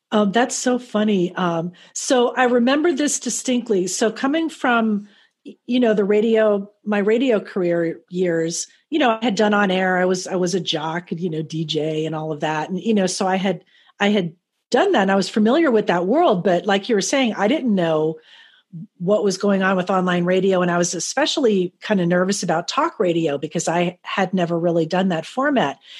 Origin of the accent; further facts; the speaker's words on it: Miami, Florida, United States; also born or lived in Fort Lauderdale; in my local hometown, I grew up in Miami, Fort Lauderdale.